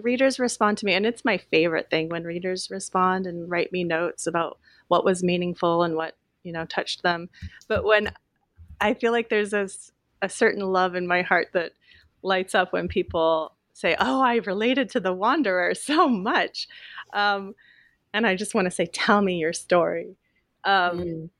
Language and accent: English; Willamette Valley, Oregon, United States; a teenager growing up in the Willamette Valley